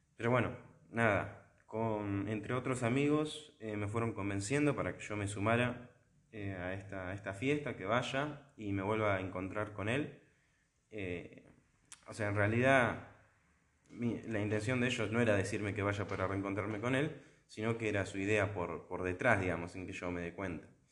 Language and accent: Spanish; La Plata, Buenos Aires Province, Argentina; la Arquidiócesis de La Plata, que es donde, de donde soy yo